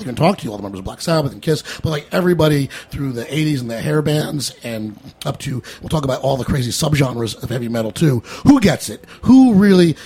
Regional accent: New York City, New York, United States; I'm from New York

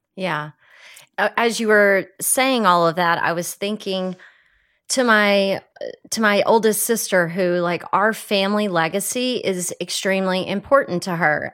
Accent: Texas, United States; moved away; having a very different perspective of life growing up in Texas

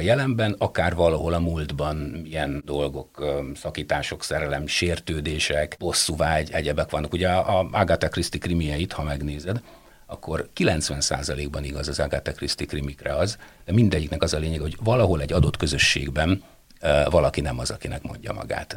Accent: Kisvárda, Szabolcs-Szatmár-Bereg, Hungary; moved away as an adult; also born or lived in Debrecen; odahaza Kisvárdán

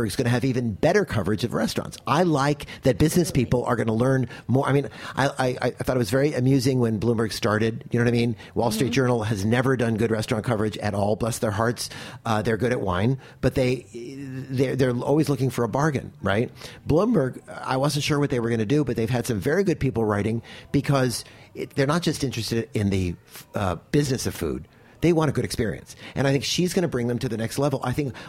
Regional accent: California, United States; I'm a Californian

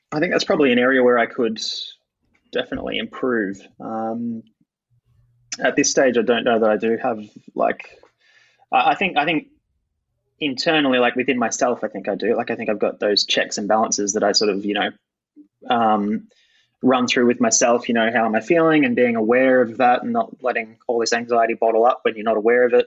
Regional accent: Bendigo, Victoria, Australia; also born or lived in Perth; I came from Bendigo and then I did a year stint in Perth and then I got the biggest station in the country

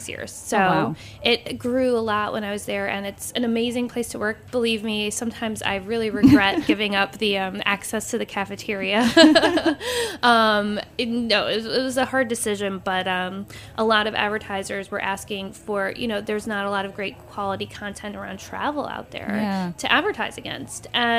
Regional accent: New York, United States; there wasn't really anything out there that addressed me as a New Yorker at the time, someone who's in my late 20s

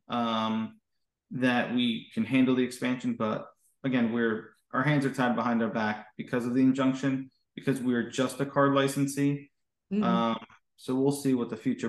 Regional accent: Hudson County, New Jersey, United States; also born or lived in New York; I grew up in Hudson County, New Jersey

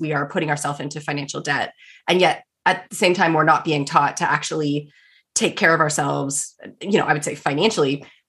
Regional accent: Canada; I'm a Canadian.

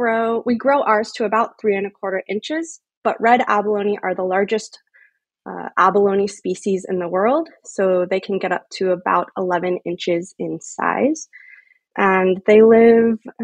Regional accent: Colorado, United States; now in Santa Barbara County, United States; I grew up in Colorado

